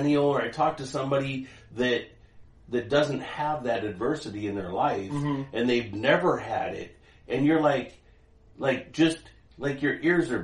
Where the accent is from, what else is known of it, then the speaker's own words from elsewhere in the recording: Pacific Northwest, Washington, United States; also born or lived in Seattle / Kent / Olympia / Shelton; I grew up in Washington, Pacific Northwest